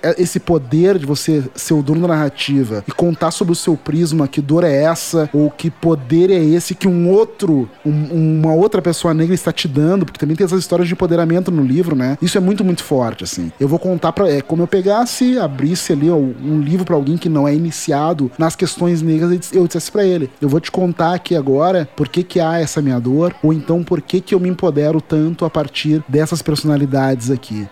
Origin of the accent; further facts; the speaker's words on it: Porto Alegre, Rio Grande do Sul, Brazil; eu sou de Porto Alegre, capital do Rio Grande do Sul, e isso já diz muita coisa da minha formação, principalmente porque o lugar em que eu nasci